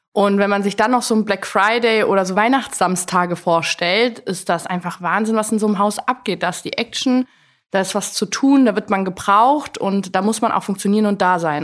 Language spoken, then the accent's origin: German; Allgäu, Bavaria, Germany; moved away as an adult; also born or lived in Koblenz; Ich komme eigentlich aus dem Allgäu, bin dort geboren und aufgewachsen